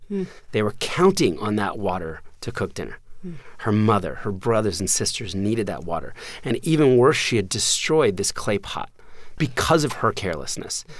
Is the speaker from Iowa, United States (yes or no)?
no; suburbs of New Jersey, United States; also born or lived in Philadelphia, Pennsylvania; when I was four, um, we moved from Philadelphia to the suburbs of, of New Jersey